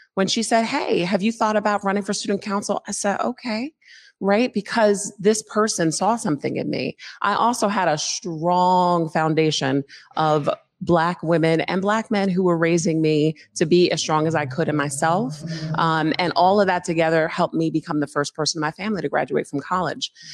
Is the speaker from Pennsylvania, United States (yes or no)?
yes; Philadelphia, Pennsylvania, United States; moved away as an adult; also born or lived in Allentown, Pennsylvania; now in Seattle, United States; I'm a Philly native uh, who is a transplant here to Seattle